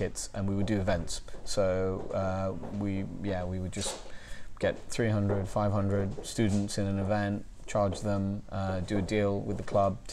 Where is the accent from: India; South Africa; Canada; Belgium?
India; now in London, United Kingdom; I grew up in India, I was born in India, I grew up in India